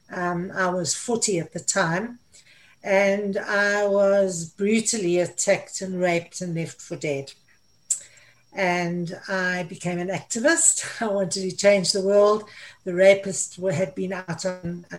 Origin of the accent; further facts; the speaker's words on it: South Africa; moved away as an adult; also born or lived in Middle East; I'm South African. I left South Africa. I went to live in the Middle East. And finally, the Middle East kicked me out because of my age, so I returned to South Africa